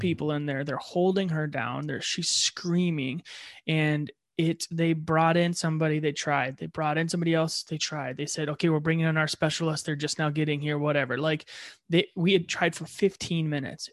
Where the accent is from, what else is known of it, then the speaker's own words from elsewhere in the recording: Ohio, United States; moved away; I was born in Ohio